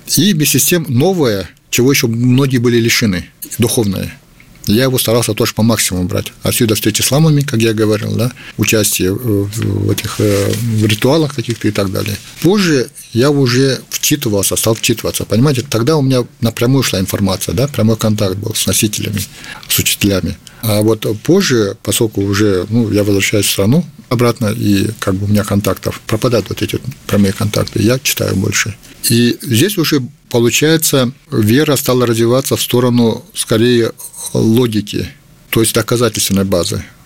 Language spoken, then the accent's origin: Russian; Kalmykia, Russia; я являюсь представителем Калмыкии, что я родом из Калмыкии